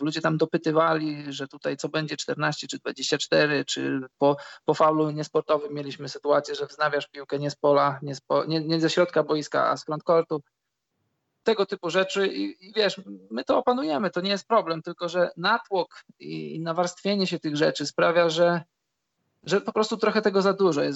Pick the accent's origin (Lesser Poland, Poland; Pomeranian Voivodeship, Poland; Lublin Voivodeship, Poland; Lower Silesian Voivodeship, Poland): Lublin Voivodeship, Poland; Świdnik; u nas w Świdniku jest e, boisko przy szkole numer 4